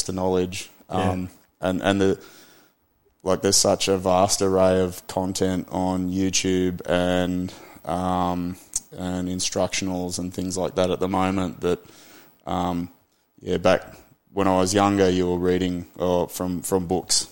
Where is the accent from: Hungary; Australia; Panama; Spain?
Australia; Byron Bay, New South Wales; also born or lived in Lismore, Australia; I grew up in Byron, but at that period of time, I'd moved out towards Lismore a bit more.